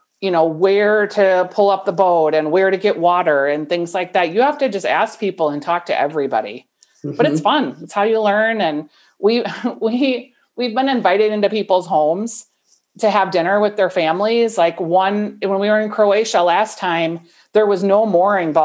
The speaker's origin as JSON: {"language": "English", "town": "Bloomington", "region": "Minnesota", "country": "United States", "tie": "born or raised there", "also_born_or_lived": "St. Paul", "lives_now": "Golden Valley, United States", "said": "I grew up in Bloomington, but then at 18, I left home and I've lived in the city the whole"}